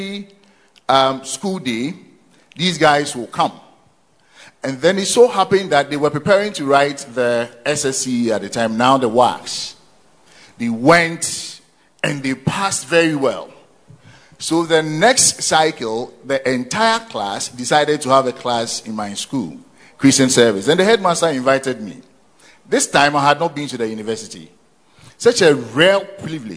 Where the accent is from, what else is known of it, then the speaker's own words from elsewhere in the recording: Konongo, Ashanti, Ghana; also born or lived in Asante Akim, Ashanti; I spent most of my formative years in Konongo, also in Ashanti Achim. That is where I had my basic and secondary education